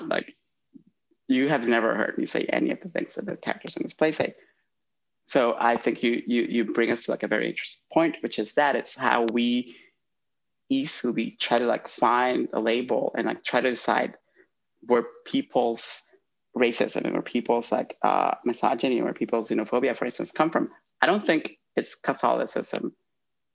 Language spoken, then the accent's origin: English; Honduras; moved away; I'm from Honduras